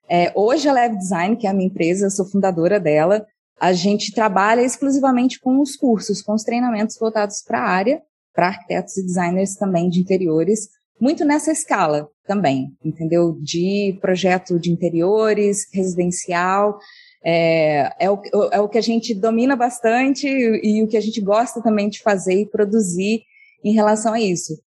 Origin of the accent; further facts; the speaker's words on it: Monte Sião, Minas Gerais, Brazil; moved away as an adult; also born or lived in Rio de Janeiro; eu sou do interior de Minas a, numa cidade chamada Monte Sião